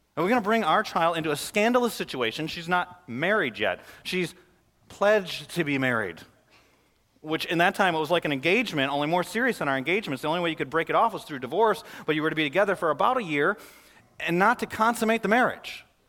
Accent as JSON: {"language": "English", "town": "Flint", "region": "Michigan", "country": "United States", "said": "I'm from Flint, Michigan"}